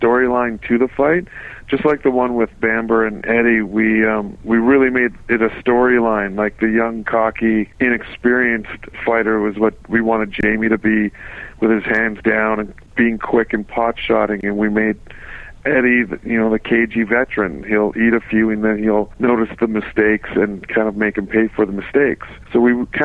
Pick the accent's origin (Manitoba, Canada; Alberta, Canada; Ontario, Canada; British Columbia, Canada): Manitoba, Canada; Winnipeg; my hometown